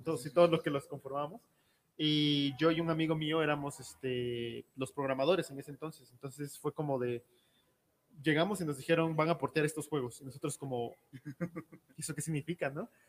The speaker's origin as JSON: {"language": "Spanish", "region": "Oaxaca", "country": "Mexico", "moved": "yes", "said": "soy de Oaxaca"}